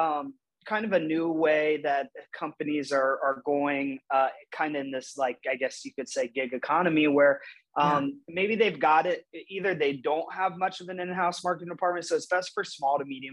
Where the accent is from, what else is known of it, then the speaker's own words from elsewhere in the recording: Urbana, Ohio, United States; also born or lived in Maine / Toledo, Ohio; I was born in Maine, but grew up from age 1 to 18 in Urbana, Ohio